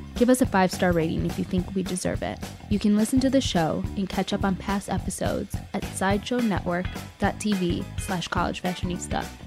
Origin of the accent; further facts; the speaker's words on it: Chicago, Illinois, United States; I'm from Chicago.